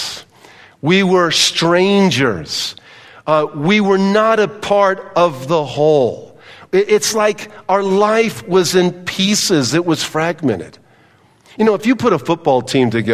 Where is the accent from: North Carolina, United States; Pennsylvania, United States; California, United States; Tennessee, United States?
California, United States; Southern; I grew up in Southern California on soccer fields and baseball fields and football fields